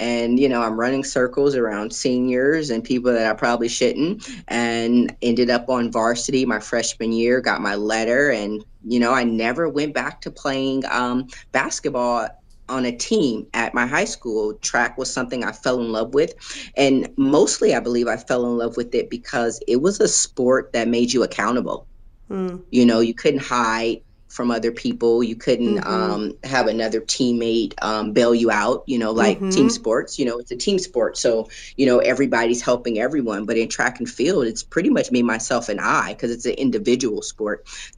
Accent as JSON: {"language": "English", "town": "Los Angeles", "region": "California", "country": "United States", "tie": "born or raised there", "lives_now": "Springfield, United States", "said": "Los Angeles, California."}